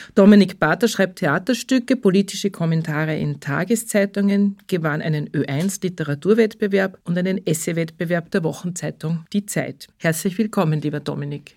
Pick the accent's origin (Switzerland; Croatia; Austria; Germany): Austria; Upper Austria; accent: Upper Austrian dialect; ich bin auch Oberösterreicher